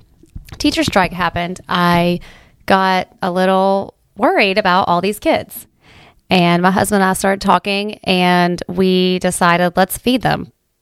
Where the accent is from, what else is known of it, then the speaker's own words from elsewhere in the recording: Ohio, United States; Well, you know, I grew up here in Southern Ohio in Appalachia, and I never really appreciated what Appalachia and what Appalachian people were about until I went away.